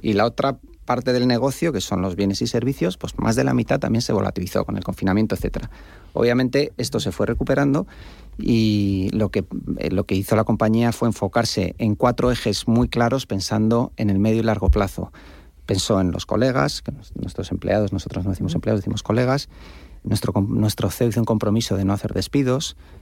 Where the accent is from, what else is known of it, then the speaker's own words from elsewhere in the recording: Spain; como españoles